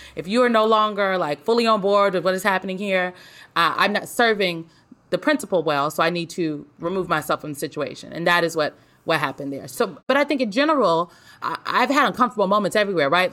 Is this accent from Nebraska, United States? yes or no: yes; Omaha, Nebraska, United States; moved away; I'm from Omaha, North Omaha specifically. And I grew up in like a, a close knit community